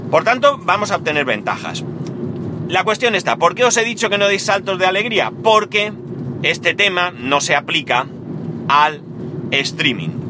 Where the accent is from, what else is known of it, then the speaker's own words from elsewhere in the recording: Spain; yo que soy español y vivo en España